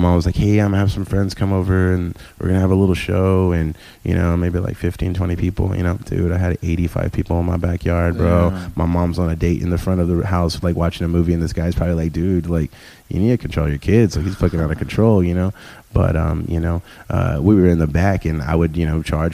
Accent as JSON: {"language": "English", "town": "San Antonio", "region": "Texas", "country": "United States", "tie": "born or raised there", "said": "growing up on the West Side"}